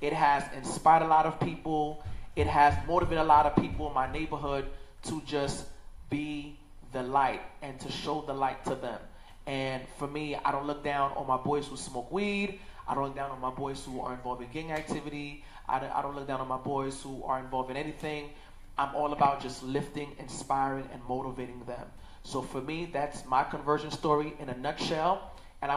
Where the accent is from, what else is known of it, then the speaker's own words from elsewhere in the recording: New York City, New York, United States; I was born and raised in Crown Heights, Brooklyn